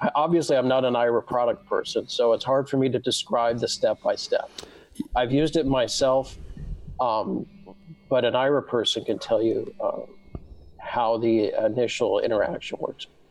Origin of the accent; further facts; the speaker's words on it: Southern California, United States; I, I, was born and raised in Southern California